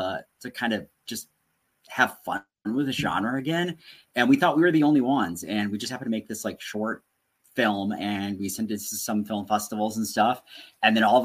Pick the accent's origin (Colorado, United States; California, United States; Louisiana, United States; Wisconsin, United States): Wisconsin, United States; Tomah; now in Appleton, United States; I grew up in Tomo, Wisconsin. I'm currently living in Appleton, Wisconsin